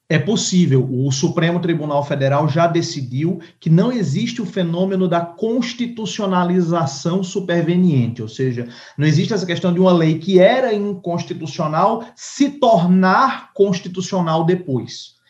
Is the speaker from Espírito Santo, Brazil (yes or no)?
no; Paraíba, Brazil; moved away; lá na minha terra, lá na Paraíba